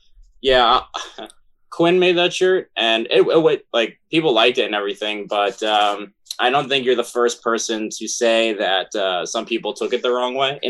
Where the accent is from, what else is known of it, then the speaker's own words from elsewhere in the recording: Ronkonkoma, New York, United States; also born or lived in Richmond; now in Brooklyn, United States; I grew up on Long Island my whole life, literally up until I was, I think, 26, and then moved to Richmond for a year and then came back, and now I live in Brooklyn